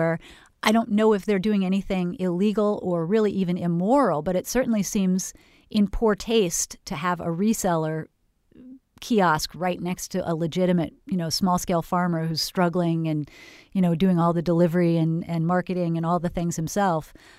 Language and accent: English; California, United States; moved away as an adult; I was from Northern California and moved to Florida and wondered why the farmers markets had no farmers at them.